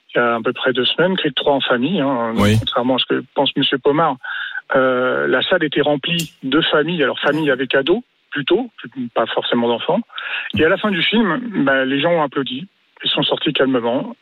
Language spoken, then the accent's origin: French; Île-de-France, France; also born or lived in Aix-en-Provence area, Bouches-du-Rhône; now in Aix-en-Provence, France; je suis déjà originaire de l'île de France Avec quartier populaire, et donc maintenant, je vis dans le sud